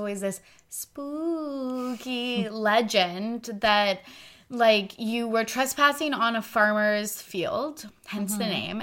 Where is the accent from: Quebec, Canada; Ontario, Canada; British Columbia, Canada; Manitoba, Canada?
British Columbia, Canada; Kamloops; we're both from Kamloops, British Columbia, Canada.